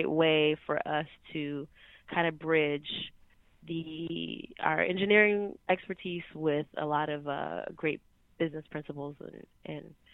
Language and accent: English; Washington, District of Columbia, United States; now in San Francisco, United States; I was born in Southeast DC, like in the okay. hood.